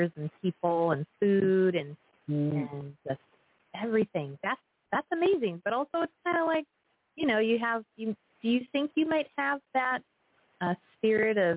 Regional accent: Northern Illinois, United States; now in San Luis Obispo, United States; I was born and raised in Northern Illinois

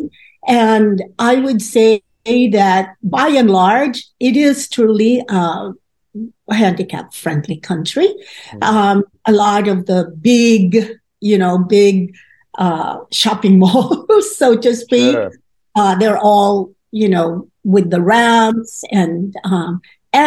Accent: Philippines; moved away as an adult; I was coming from the Philippines, as you may know. It's a predominantly Catholic country.

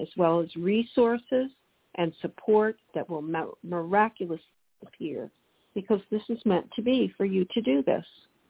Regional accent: New Jersey, United States; moved away; I'm from New Jersey in the tri-state area.

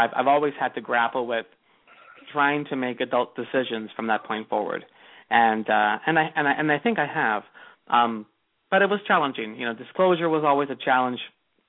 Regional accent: Los Angeles, California, United States; moved away as an adult; also born or lived in Pasadena, California; now in Fort Lauderdale, United States; I'm originally from Los Angeles.

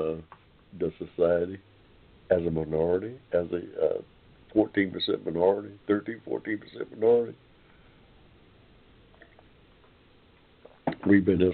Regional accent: Georgia, United States; I go back here in this Georgia place called Georgia, state of Georgia, prior to the Constitution

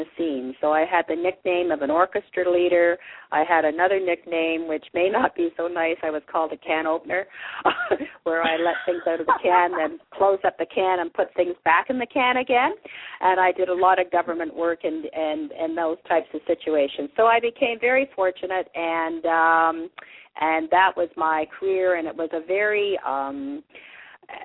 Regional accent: Canada; also born or lived in England; I was born in England and arrived in Canada at the age of 4

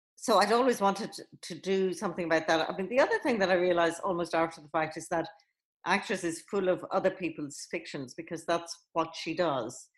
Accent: Ireland; I was in Catholic school growing up in Ireland

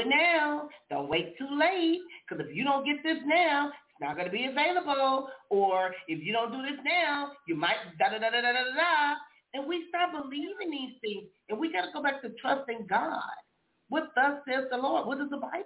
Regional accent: Compton, California, United States; growing up in Compton

